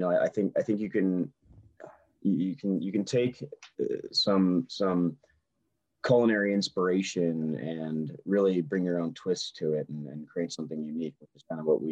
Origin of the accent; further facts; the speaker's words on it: California, United States; now in St. Louis, United States; Jason and I's just growing up on the West Coast. Our father was in the military in the Coast Guard, so we spent a ton of time in California. And eventually my parents got transferred to St. Louis